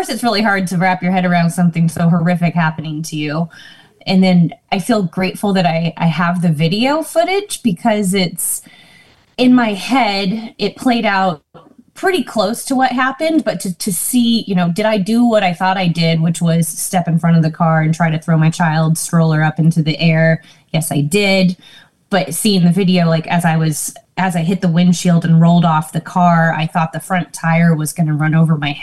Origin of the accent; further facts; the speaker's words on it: California, United States; also born or lived in Georgia; I pretty much was raised in California